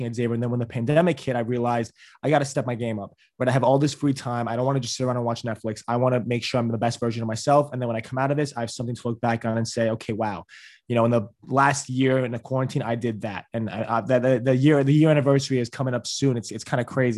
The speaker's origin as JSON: {"language": "English", "town": "New York City", "region": "New York", "country": "United States", "said": "I'm from New York City"}